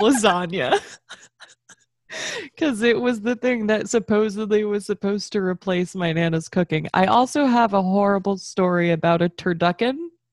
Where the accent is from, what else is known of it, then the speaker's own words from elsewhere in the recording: Florida, United States; all of my family's from the north, like, yeah, I grew up in Florida, but, like, we're all transplants anyways